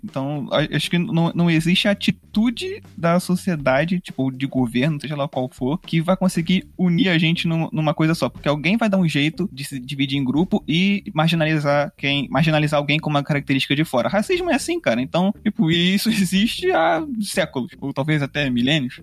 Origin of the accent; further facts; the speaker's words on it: Brazil; Então a gente é brasileiro.